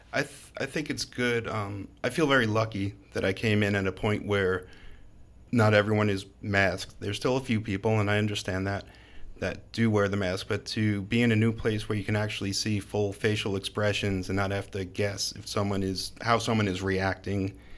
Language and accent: English; Long Island, New York, United States; moved away as an adult; also born or lived in Brooklyn, New York; now in Baltimore, United States; I grew up on Long Island, and for the last several years lived in Brooklyn